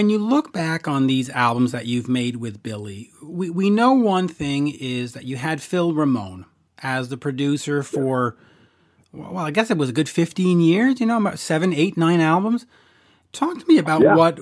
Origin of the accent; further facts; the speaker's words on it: Canada; As a Canadian